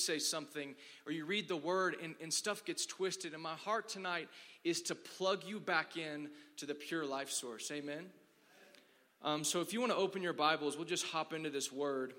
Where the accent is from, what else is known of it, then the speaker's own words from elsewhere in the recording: Dallas, Texas, United States; I'm from Dallas, and I have a wife